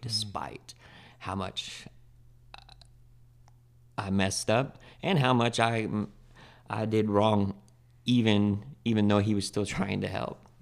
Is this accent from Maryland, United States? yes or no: no; Spokane, Washington, United States; I come from Spokane, Washington. I was born and raised there pretty much.